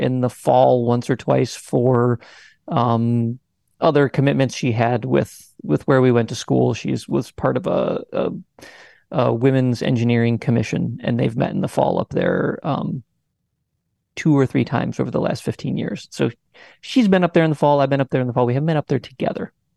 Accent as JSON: {"language": "English", "region": "Michigan", "country": "United States", "tie": "born or raised there", "moved": "as an adult", "lives_now": "Texas, United States", "said": "we both grew up in Michigan"}